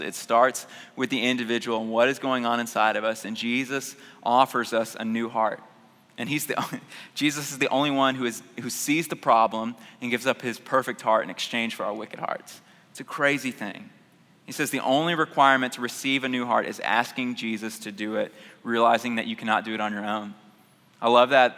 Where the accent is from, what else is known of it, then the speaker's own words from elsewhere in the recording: Houston, Texas, United States; I grew up in North Houston